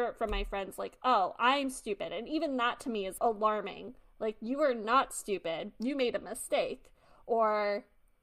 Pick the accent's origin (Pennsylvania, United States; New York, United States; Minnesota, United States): New York, United States; New York City; I'm a New Yorker